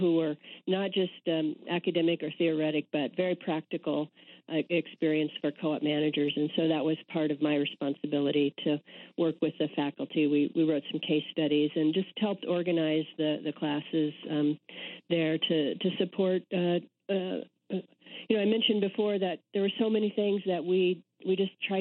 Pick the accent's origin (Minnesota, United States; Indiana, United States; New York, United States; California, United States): Indiana, United States; moved away; also born or lived in Austin, Texas / Wisconsin; I'm a Midwesterner. I grew up in Indiana